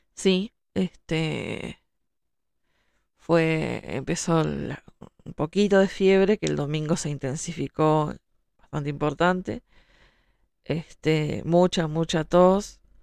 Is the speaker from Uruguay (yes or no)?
yes; Uruguay; soy escritora, soy uruguaya